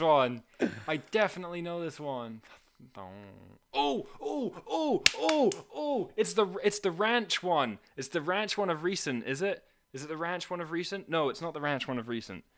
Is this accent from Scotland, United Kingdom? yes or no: yes; Scotland, United Kingdom; moved away as an adult; also born or lived in Canada; I was from Scotland